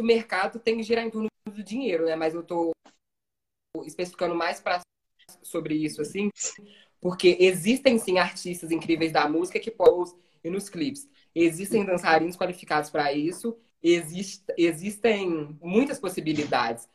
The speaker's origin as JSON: {"language": "Portuguese", "country": "Brazil", "tie": "born or raised there", "said": "Nasci e fui criado no São Benedito"}